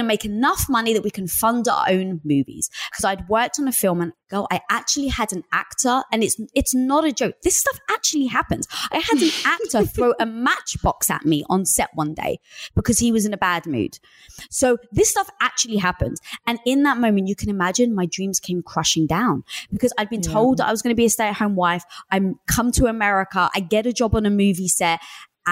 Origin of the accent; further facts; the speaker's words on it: London, United Kingdom; I was brought up in North London